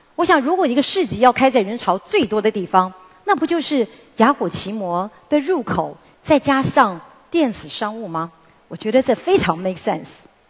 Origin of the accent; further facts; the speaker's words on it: Taiwan; 我们台湾人